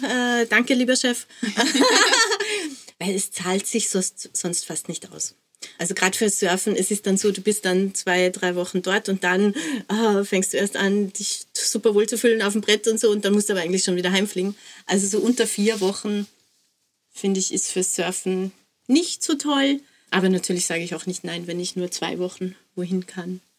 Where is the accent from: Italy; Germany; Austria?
Austria; als Österreicherin